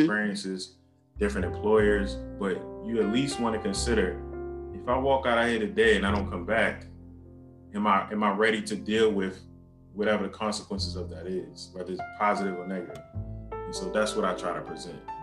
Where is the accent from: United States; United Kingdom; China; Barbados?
United States; Baltimore, Maryland; born and raised in, in Baltimore, Maryland